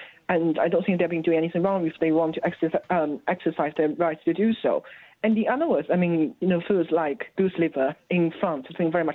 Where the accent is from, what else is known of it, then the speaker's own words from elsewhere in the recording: China; my country, in my hometown city